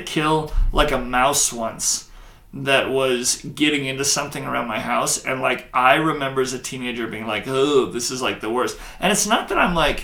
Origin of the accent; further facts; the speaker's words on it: Billings, Montana, United States; also born or lived in Baker, Montana; I grew up in Billings